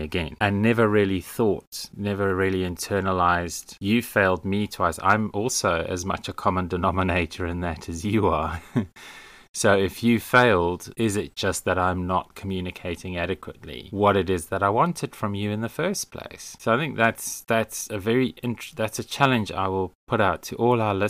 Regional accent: South Africa; moved away; being South African

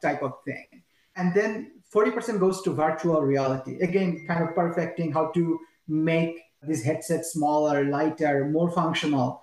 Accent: Bangladesh; moved away; I'm from Bangladesh, right? Every single family member of, family member of mine still lives in Bangladesh.

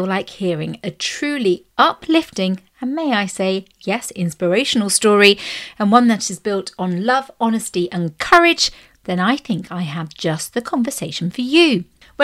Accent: Berkshire, South East England, United Kingdom; I grew up in the Berkshire area

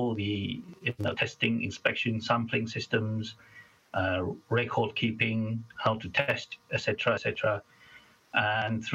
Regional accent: Malaysia; moved away as an adult; now in United Kingdom; I was born in a little state, well, quite a big state, actually, in Malaysia, on the world's third largest island called Borneo

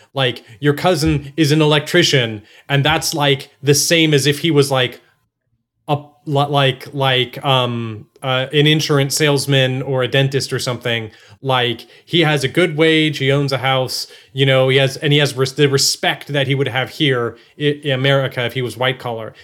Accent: Texas, United States; I was born in Texas and raised in Texas

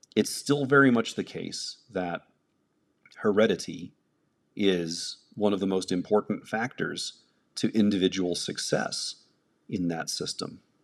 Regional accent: United States; I'm an American.

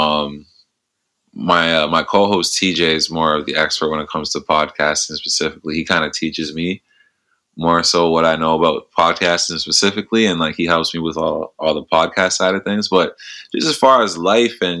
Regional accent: Canada; being Canadian

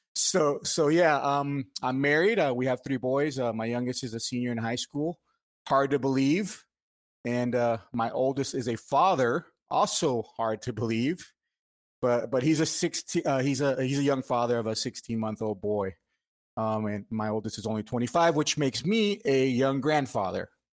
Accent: Miami, Florida, United States; moved away as an adult; now in Marietta, United States; I'm Cuban American. I was born in Miami, uh, but I, I now live in Marietta, Georgia, um, since two thousand six

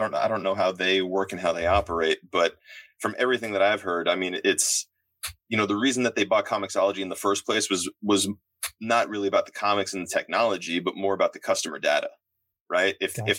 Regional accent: New York, United States; so growing up, I grew up on Long Island

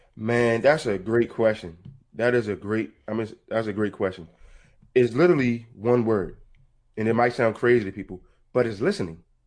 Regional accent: Baltimore, Maryland, United States; I'm from Baltimore, Maryland.

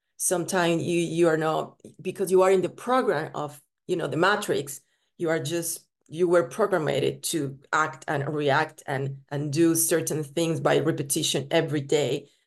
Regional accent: Colombia; moved away; also born or lived in Italy / Spain; I was born in Colombia, and then I moved to Italy.

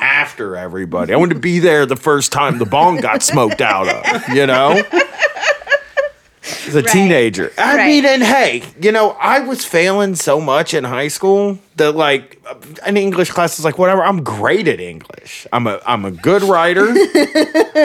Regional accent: Groveport, Ohio, United States; I'm from Groveport, but it's very close to Columbus

